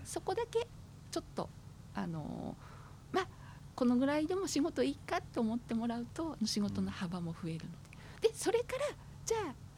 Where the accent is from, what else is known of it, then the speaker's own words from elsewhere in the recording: Aizu, Fukushima, Japan; also born or lived in Tokyo; 私生まれも育ちも会津で